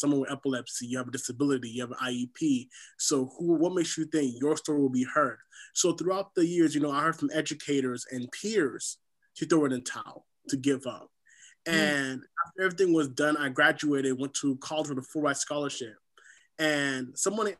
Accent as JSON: {"language": "English", "town": "SeaTac", "region": "Washington", "country": "United States", "tie": "born or raised there", "also_born_or_lived": "Haiti", "said": "I'm originally from the Caribbean island of Haiti. I grew up here in SeaTac, Washington."}